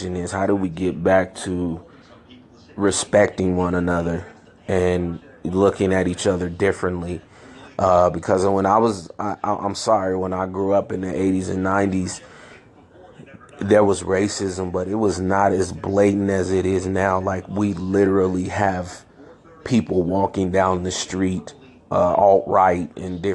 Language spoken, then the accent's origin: English; San Francisco, California, United States; also born or lived in Chicago, Illinois; I grew up in San Francisco, California